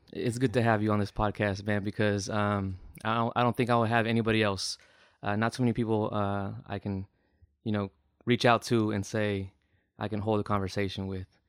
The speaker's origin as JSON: {"language": "English", "area": "the Bay Area", "region": "California", "country": "United States", "said": "I'm I'm from the Bay"}